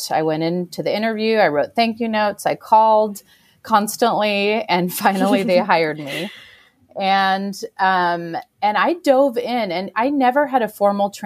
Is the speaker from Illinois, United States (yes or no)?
no; Seattle, Washington, United States; moved away as an adult; also born or lived in Santa Monica / Los Angeles; now in Portland, United States; I'm from Seattle, born and raised in Seattle